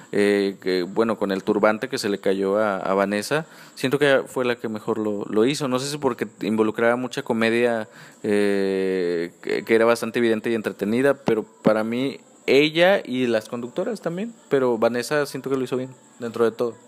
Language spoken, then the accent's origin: Spanish; Mexico; yo que soy mexicano